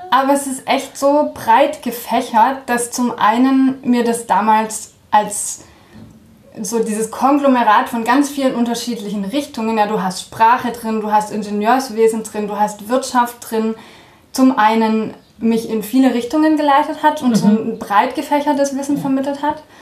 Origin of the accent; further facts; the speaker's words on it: France; ja, also ich bin in Frankreich aufgewachsen. Ähm, das war damals arbeitsbedingt durch meinen Vater und ähm, dann haben sich meine Eltern gedacht, schade doch nichts, wenn die Kinder mal zweisprachig aufwachsen.